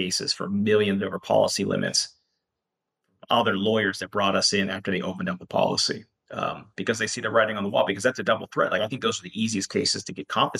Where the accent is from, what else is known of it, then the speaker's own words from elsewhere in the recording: Pennsylvania, United States; moved away; I'm from Pennsylvania originally, so I get cases there and here and there